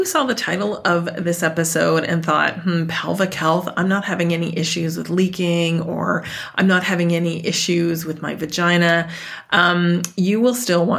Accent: Dartmouth, Nova Scotia, Canada; Dartmouth, Nova Scotia, my hometown.

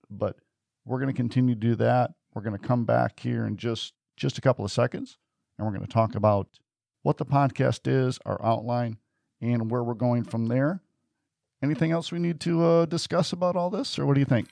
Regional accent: Detroit, Michigan, United States; I grew up in Detroit

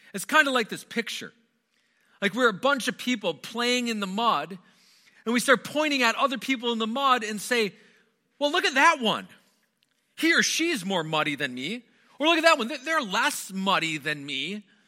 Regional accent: Wisconsin, United States; moved away; I'm originally from Wisconsin, born and raised in Wisconsin

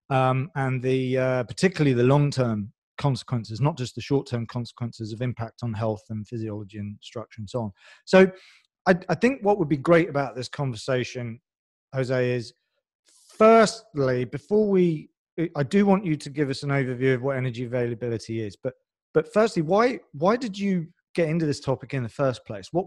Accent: France; English is a second language; also born or lived in England; I know my accent. We talked about this offline, but I'm basically French

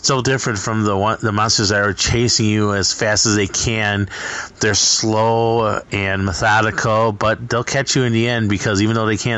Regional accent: Midwest, United States; I'm from the Midwest

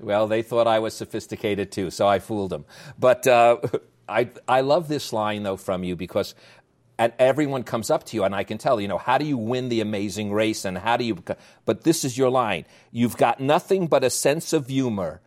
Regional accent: New York, United States; accent: New York; my New York accent

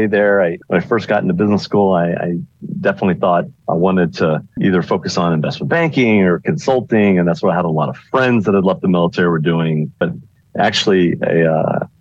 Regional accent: Houston, Texas, United States; I'm actually born and raised in Houston area

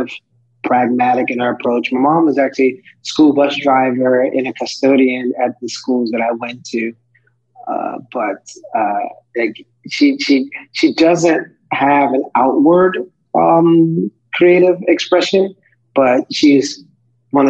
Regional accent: Pawleys Island, South Carolina, United States; moved away as an adult; also born or lived in Myrtle Beach, South Carolina; now in Washington, D.C., United States; I was born in Pawleys Island, South Carolina, which is a part of the Gullah Geechee region series of various islands where my ancestors were brought over from Western Africa and enslaved and worked those plantations for hundreds of years and spent my life there until about 17, 18 when I went to college

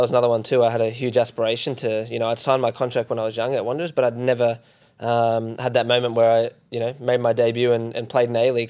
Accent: Perth, Western Australia, Australia; I grew up in Perth

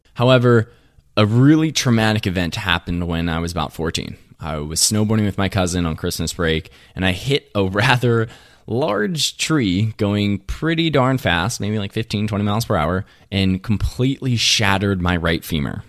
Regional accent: Latrobe, Pennsylvania, United States; also born or lived in Somerset, Pennsylvania; I was born and raised in Western P A, outside of Pennsylvania, a place called La Trobe

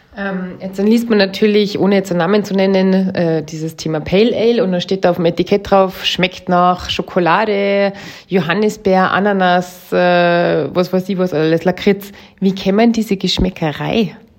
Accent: Austria; bei uns in Österreich

